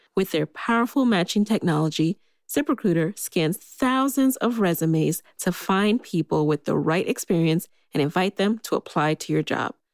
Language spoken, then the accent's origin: English; New York City, New York, United States; I grew up in the Bronx